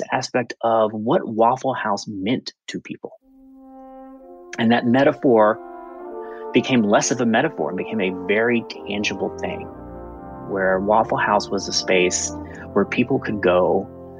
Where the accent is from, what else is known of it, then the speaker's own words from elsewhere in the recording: Aiken, South Carolina, United States; my hometown of Aiken, South Carolina